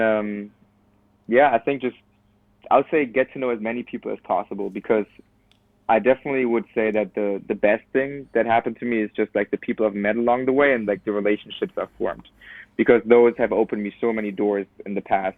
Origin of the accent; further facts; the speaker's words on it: Cologne, North Rhine-Westphalia, Germany; moved away as an adult; now in United States; I'm from Cologne, and Cologne has people from Cologne have like pride about them